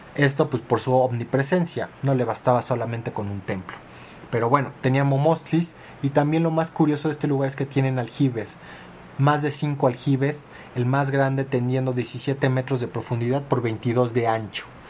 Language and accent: Spanish; Mexico